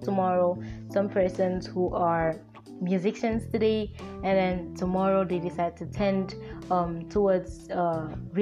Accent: Akwa Ibom, Nigeria; I am a Nigerian. I come from Akwa Ibom State

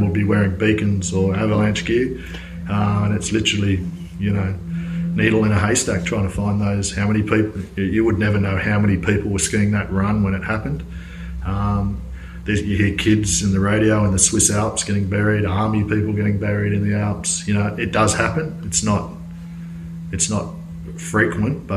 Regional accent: Australia; we're Australian, you know, we're tough Aussies

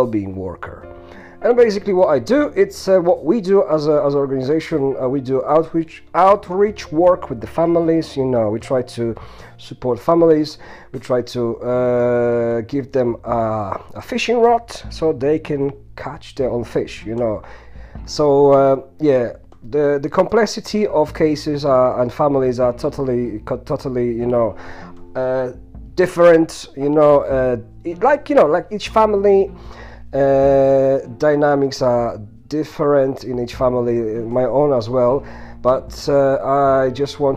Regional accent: Poland; first language sign language; English is a second language; moved away as an adult; now in United Kingdom; originally I come from Poland. I've been living in UK for the past 15 years

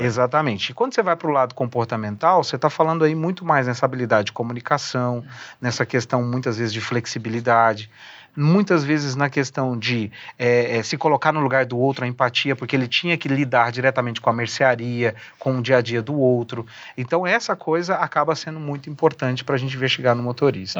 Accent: Uberlândia, Minas Gerais, Brazil; moved away; Eu sou um mineiro, né, ah, nato

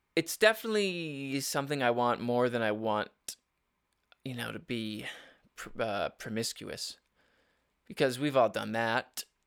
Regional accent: Upper Peninsula, Michigan, United States; growing up in the Upper Peninsula

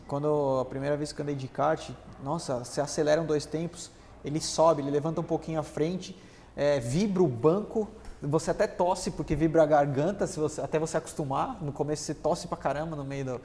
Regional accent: São Paulo, Brazil; Eu nasci lá em Interlagos.

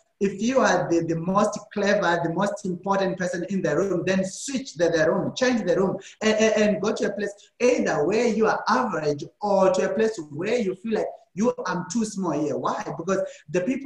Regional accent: Zimbabwe; now in South Africa; So originally, I'm from Zimbabwe, but right now I'm staying in South Africa

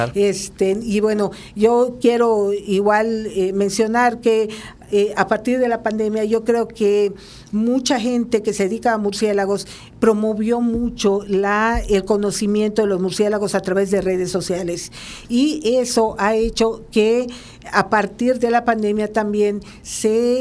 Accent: Mexico; nosotros como México

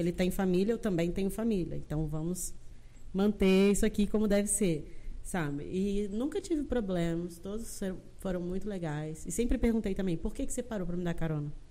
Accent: Brazil; moved away as an adult; also born or lived in Chile; eu sou brasileira

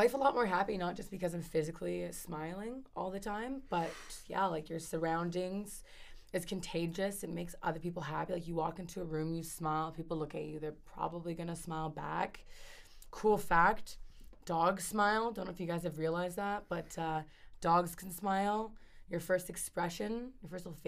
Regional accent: Puerto Rico; moved away as an adult; now in Vancouver, Canada; I'm from Puerto Rico in the island. So back in 2011, I was one of the 9 black people in my hometown

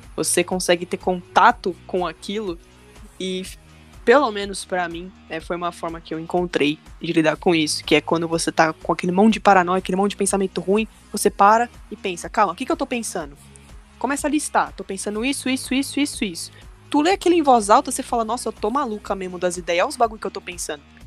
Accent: São Bernardo do Campo, São Paulo, Brazil; eu sou de São Bernardo, grande ah. ABC em São Paulo.

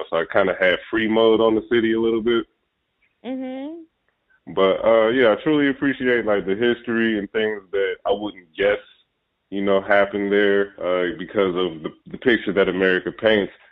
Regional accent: Ohio, United States; I'm from Ohio

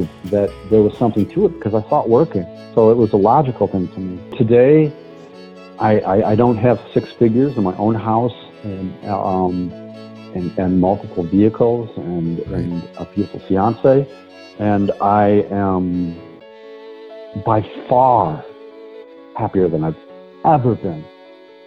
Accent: La Crosse, Wisconsin, United States; moved away as an adult; my hometown of La Crosse

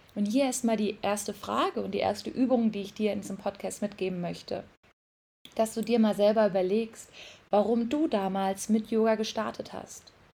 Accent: Mainz, Rhineland-Palatinate, Germany; now in Bali, Indonesia; Ich komme übrigens aus Mainz

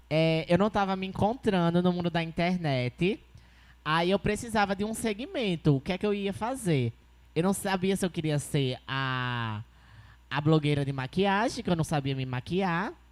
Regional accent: Maceió, Alagoas, Brazil; eu sou do Jacintinho

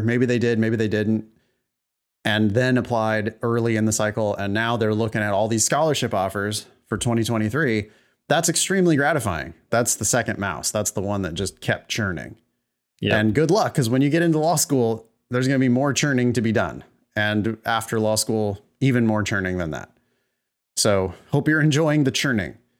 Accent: California, United States; growing up in California

